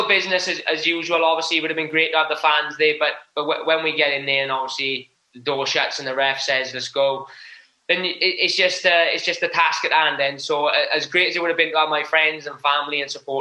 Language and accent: English; United Kingdom; we're British